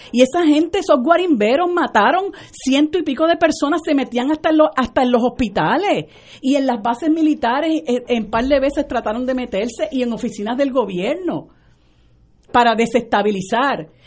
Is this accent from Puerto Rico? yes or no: yes; Vega Alta, Puerto Rico; yo, como soy de, de Vega Alta